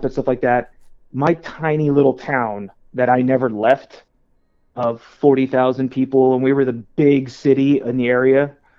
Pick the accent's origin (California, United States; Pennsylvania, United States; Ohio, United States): California, United States; Central Valley; I grew up in California, right there, smack dab in the middle, Central Valley, in between Fresno and Bakersfield.